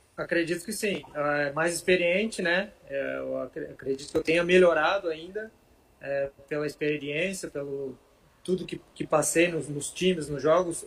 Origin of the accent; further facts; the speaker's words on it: Rio do Sul, Santa Catarina, Brazil; also born or lived in Ituporanga / Joinville; eu nasci em Rio do Sul, que é ao lado de Blumenau. Okay. E os meus pais, eles moraram em Itaioia e eu fui morar para lá, uma cidade bem pequenininha, perto de Rio do Sul